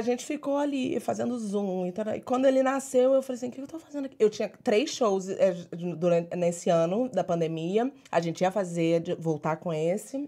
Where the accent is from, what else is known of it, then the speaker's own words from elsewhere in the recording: Niterói, Rio de Janeiro, Brazil; moved away as an adult; also born or lived in Portugal / New York City; now in United States; Sou de Niterói